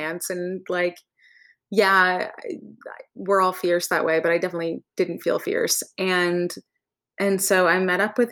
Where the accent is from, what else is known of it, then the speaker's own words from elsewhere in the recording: Vermont, United States; now in Los Angeles, United States; I grew up in Vermont